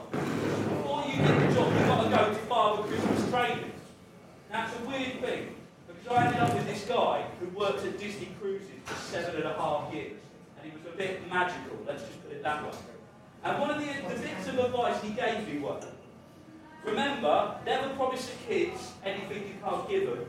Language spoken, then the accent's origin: English; Dover, South East England, United Kingdom; I'm from Kent, I'm from the nice bit of Kent, Dover.